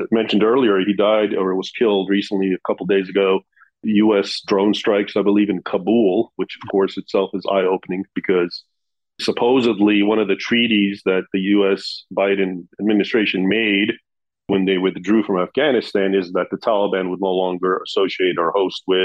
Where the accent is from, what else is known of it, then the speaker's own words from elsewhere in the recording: United States; I was born here in the United States. And so I grew up, I knew Arabic